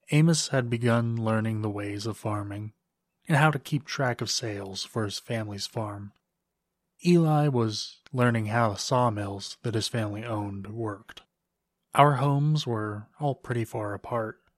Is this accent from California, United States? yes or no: no; Lancaster, Pennsylvania, United States; I grew up in Lancaster, Pennsylvania, an hour or so outside of Philadelphia. You probably know it as the place with all the Amish people. I wasn't raised Amish, but I had a lot of Amish friends.